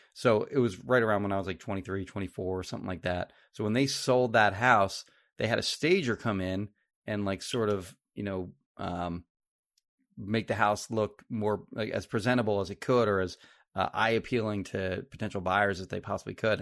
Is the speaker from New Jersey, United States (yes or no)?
yes; Marlton, New Jersey, United States; I grew up in Marlton